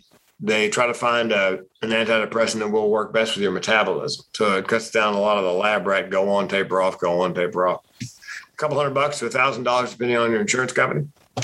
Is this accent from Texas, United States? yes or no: no; Raleigh, North Carolina, United States; Raleigh, North Carolina.